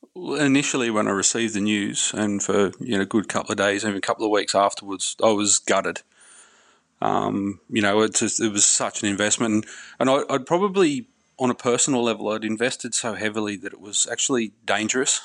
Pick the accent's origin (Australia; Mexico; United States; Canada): Australia; Hawkesbury region, New South Wales; I grew up in the Hawkesbury region of New South Wales